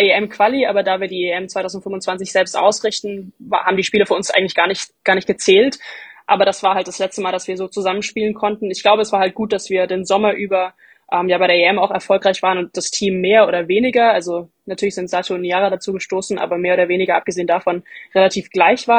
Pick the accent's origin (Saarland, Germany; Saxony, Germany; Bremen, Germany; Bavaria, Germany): Bavaria, Germany; Bamberg; Ich komme aus Bamberg